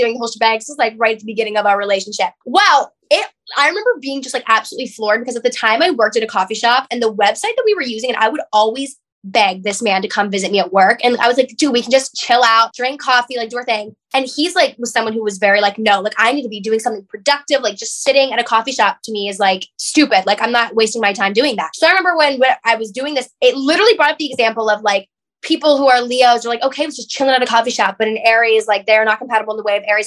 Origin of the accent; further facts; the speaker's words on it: Pittsburgh, Pennsylvania, United States; So I'm from Pittsburgh, Pennsylvania. And by that, I mean like I'm from the middle of nowhere, 35 minutes out of the city